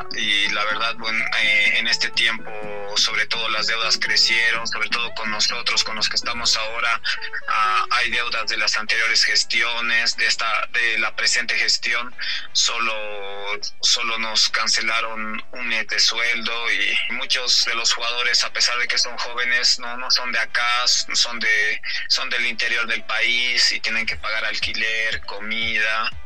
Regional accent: Oruro, Bolivia; yo soy de acá, de Oruro

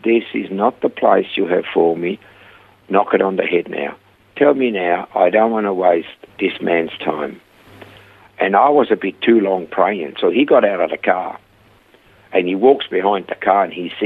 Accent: Switzerland; accent: heavy Swiss; moved away as an adult; also born or lived in Perth, Australia / Coffs Harbour, Australia; now in Australia; I had a heavy Swiss accent. And I said, from Switzerland

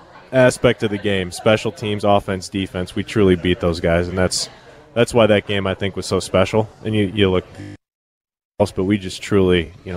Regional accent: Ohio, United States; I'm from Ohio.

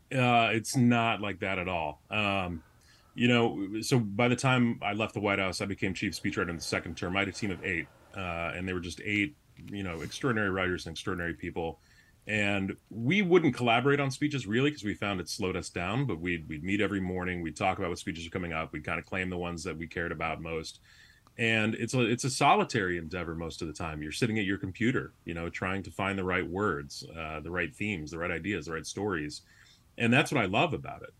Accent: Chicago, Illinois, United States; moved away as an adult; also born or lived in Massachusetts; I'm a Chicagoan

